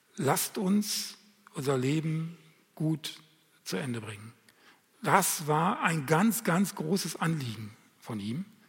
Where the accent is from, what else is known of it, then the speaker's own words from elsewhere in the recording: Lemgo, North Rhine-Westphalia, Germany; bei uns in Lemgo